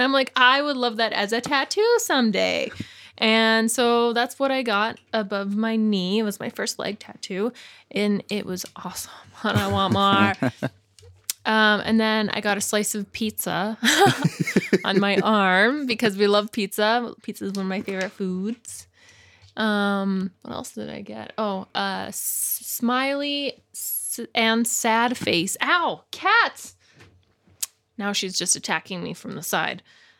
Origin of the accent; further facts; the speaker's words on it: British Columbia, Canada; The Okanagan. It's in the southern interior of the BC province, British Columbia.